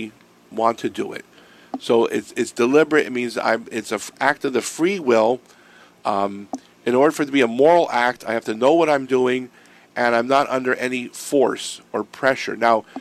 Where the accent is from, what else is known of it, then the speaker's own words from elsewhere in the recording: Erie, Pennsylvania, United States; when I grew up in Erie